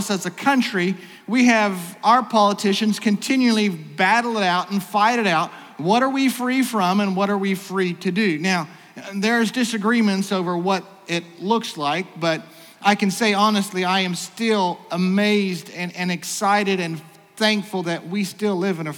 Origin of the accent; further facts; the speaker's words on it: United States; As an American